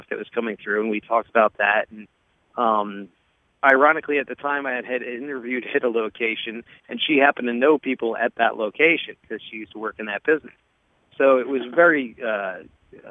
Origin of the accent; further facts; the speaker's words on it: New Jersey, United States; also born or lived in Florida; now in upstate New York, United States; And I am originally from New Jersey, so I was originally thinking of moving back up there.